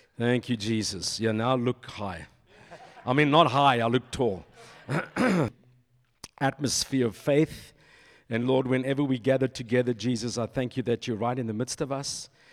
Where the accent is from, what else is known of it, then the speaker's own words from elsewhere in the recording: Silverton, North West, South Africa; moved away; This is my stomping grounds, you know, I grew up in Silverton